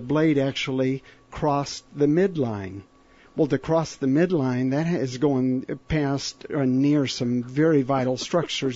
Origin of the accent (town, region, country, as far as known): Papua New Guinea